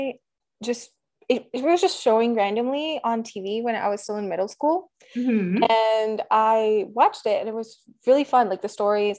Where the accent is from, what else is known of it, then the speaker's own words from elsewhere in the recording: Delhi, India; moved away as an adult; now in United States; I grew up in Delhi.